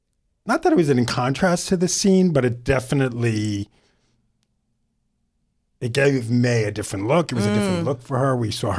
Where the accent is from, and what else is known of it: New York City, New York, United States; born or raised there